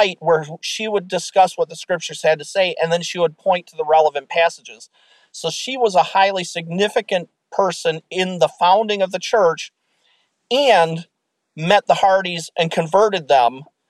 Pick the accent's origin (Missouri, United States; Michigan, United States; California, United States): Michigan, United States; born or raised there